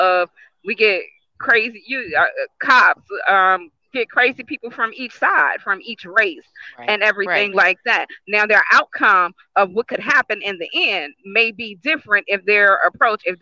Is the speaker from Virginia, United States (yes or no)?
yes; Richmond, Virginia, United States; I myself was born and raised in Richmond, Virginia